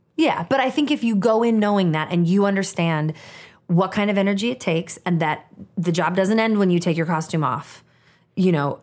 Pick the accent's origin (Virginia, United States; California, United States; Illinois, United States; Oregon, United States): Oregon, United States; Portland; also born or lived in Olympia, Washington; when I was nine years old, my parents divorced. And my mom and I moved from Olympia, Washington, Portland, Oregon